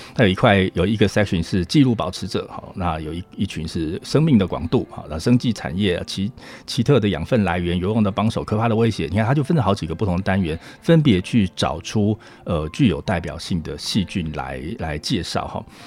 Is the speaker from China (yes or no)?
no; Hualien County, Taiwan; moved away as an adult; also born or lived in United States; 我是花莲人啊